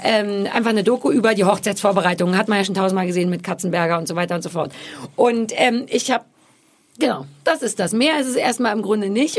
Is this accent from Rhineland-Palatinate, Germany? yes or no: no; Berlin, Germany; ich bin quasi in Berlin mit Mitte geboren